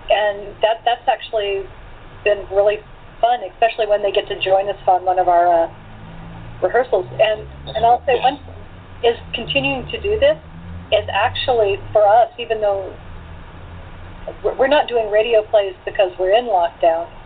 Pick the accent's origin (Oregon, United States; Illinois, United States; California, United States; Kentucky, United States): Oregon, United States; Portland; My hometown of Portland, Oregon, is smaller.